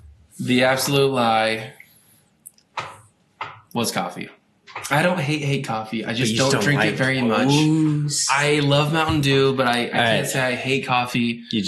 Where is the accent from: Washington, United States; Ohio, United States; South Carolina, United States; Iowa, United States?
Iowa, United States; so if you didn't know, we're from Iowa.